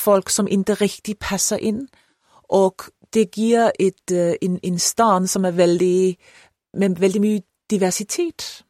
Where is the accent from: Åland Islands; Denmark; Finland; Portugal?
Denmark; Copenhagen, Capital Region of Denmark; Swedish is a second language; är jag född och uppvuxen i Köpenhamn och jag har alltid bott där